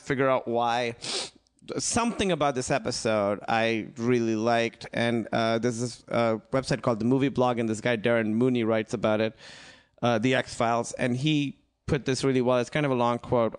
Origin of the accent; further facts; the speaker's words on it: Pakistan; moved away; I grew up in Pakistan